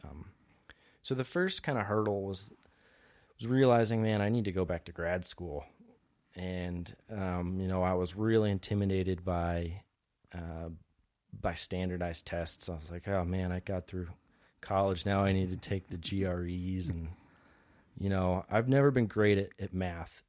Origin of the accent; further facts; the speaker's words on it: New Jersey, United States; also born or lived in suburb of Philadelphia, Pennsylvania; I'm originally from New Jersey. I grew up, uh, so I spent two-thirds of my life in, uh, a suburb of Philadelphia